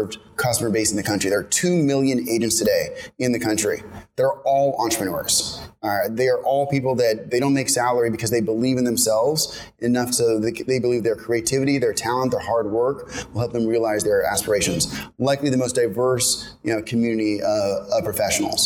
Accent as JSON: {"language": "English", "town": "San Francisco", "region": "California", "country": "United States", "moved": "as an adult", "lives_now": "New York, United States", "said": "I'm originally from San Francisco. I went to college here in New York at Columbia"}